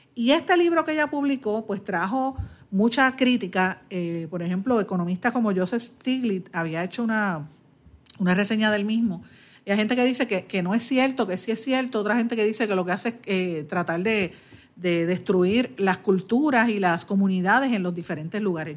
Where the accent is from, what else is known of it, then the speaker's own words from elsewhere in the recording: Puerto Rico; Nosotros estamos enfrentando ahora mismo en Puerto Rico uno de los peores momentos para lo que es la identidad como puertorriqueño nuestra